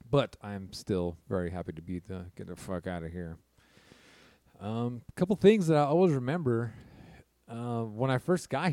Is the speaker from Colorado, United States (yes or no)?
no; California, United States; I'm from California